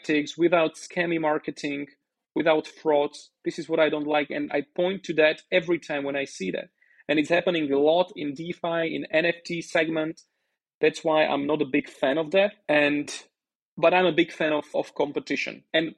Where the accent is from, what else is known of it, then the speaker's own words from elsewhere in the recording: Slovakia; first language Slovak; English is a second language; now in Roatan, Honduras; My native language is Slovak.